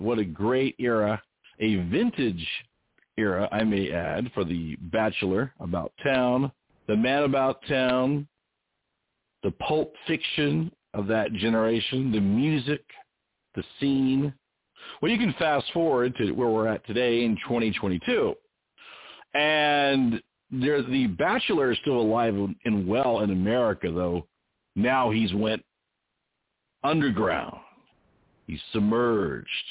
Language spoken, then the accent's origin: English; West Coast, United States; also born or lived in Indiana / Texas; I'm from the West Coast